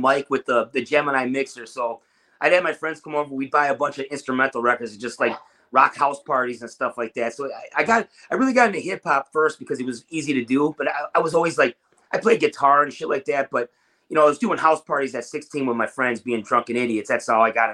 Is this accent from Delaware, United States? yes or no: no; Milwaukee, Wisconsin, United States; moved away; I grew up in Milwaukee where thrash and death metal were the thing.